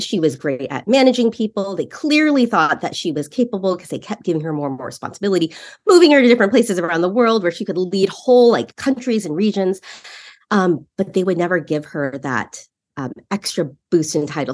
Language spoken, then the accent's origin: English; San Francisco Bay Area, California, United States; I grew up in the Bay Area